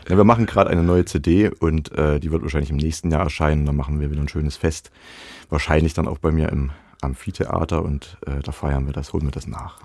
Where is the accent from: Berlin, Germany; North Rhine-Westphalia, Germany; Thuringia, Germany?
Thuringia, Germany; Zella-Mehlis; also born or lived in Suhl / Halle; ich bin ja in Zellamelis aufgewachsen